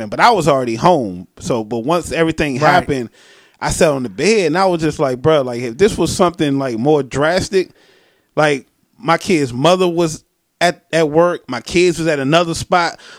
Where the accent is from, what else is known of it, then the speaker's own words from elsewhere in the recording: Maryland, United States; he know I'm from Maryland or whatever